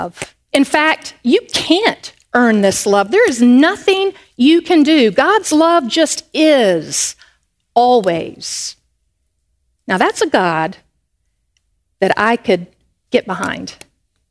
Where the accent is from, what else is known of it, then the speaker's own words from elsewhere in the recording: Charlotte, North Carolina, United States; I grew up in Charlotte, North Carolina, up in the northeast corner of the Bible Belt